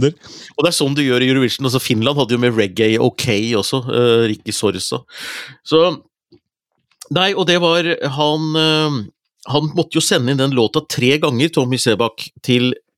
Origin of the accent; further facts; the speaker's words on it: Hunndalen, Innlandet, Norway; moved away; Hunndalen, der jeg er fra. Hadde vært hos foreldrene mine